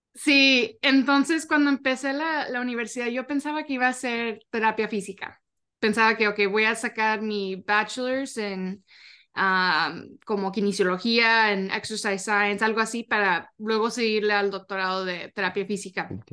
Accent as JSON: {"language": "Spanish", "town": "Arlington", "region": "Texas", "country": "United States", "said": "yo soy de Arlington, Texas"}